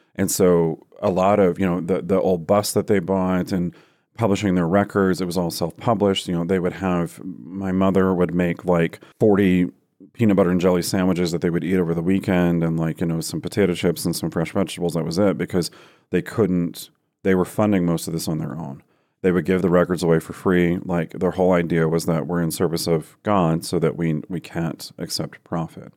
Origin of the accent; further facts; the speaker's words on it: Iowa, United States; also born or lived in Texas; now in Denver, United States; we moved to Texas when I was five, and then I think we were there for a total of t-, three years, and then we moved to Iowa, which is what I would consider my home state 'cause we'd lived there the longest